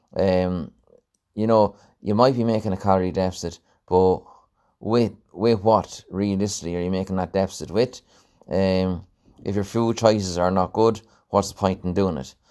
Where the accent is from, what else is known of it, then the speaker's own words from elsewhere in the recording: Mountmellick, Leinster, Ireland; my hometown, um, uh, in Mount Melick